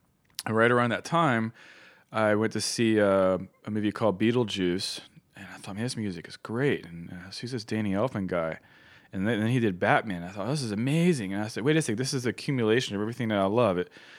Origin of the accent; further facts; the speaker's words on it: Roanoke, Virginia, United States; But where I grew up in Roanoke, Virginia, which is a great place to grow up, but unfortunately it was a little behind the times.